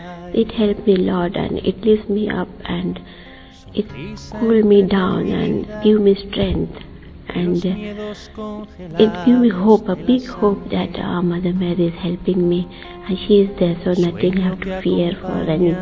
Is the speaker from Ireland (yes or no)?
no; India; now in London, United Kingdom; I'm from India